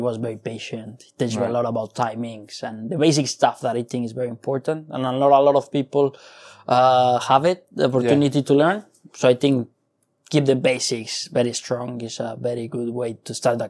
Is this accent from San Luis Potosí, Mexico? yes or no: yes; San Luis Potosí, Mexico; moved away as an adult; now in London, United Kingdom; I'm from Mexico. Yeah. I'm from a city called San Luis Potosi.